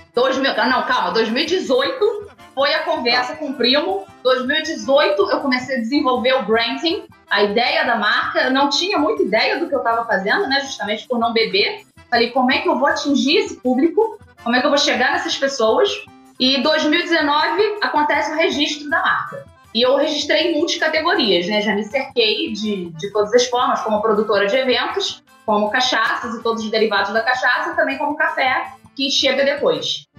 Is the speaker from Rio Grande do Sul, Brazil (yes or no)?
no; Nova Friburgo, Rio de Janeiro, Brazil; also born or lived in Goiás; now in Rio das Ostras, Brazil; Nasci em Nova Friburgo, na Serra do Rio de Janeiro, bem no interior